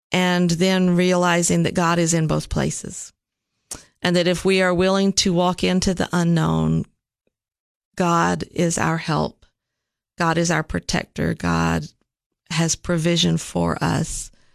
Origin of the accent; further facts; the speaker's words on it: Nashville, Tennessee, United States; also born or lived in Richmond, Virginia; I grew up actually in Nashville